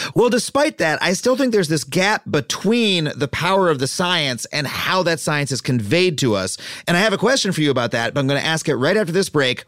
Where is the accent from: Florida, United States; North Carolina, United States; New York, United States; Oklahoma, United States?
New York, United States; Long Island; I grew up on Long Island